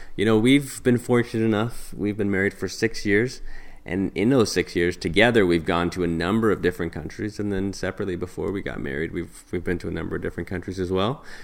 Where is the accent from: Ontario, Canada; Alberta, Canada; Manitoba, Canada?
Alberta, Canada; we're from Canada, um, in Alberta actually, in Canada, the western part of Canada